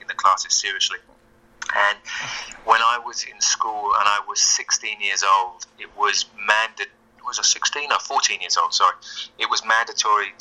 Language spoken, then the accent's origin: English; Luton, East of England, United Kingdom; I grew up in a place called Luton, which is actually about 20 miles north of London.